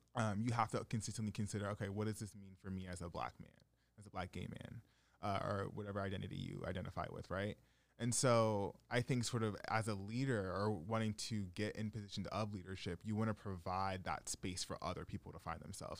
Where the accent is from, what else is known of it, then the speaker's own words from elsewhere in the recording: Stamford, Connecticut, United States; growing up in Fairfield County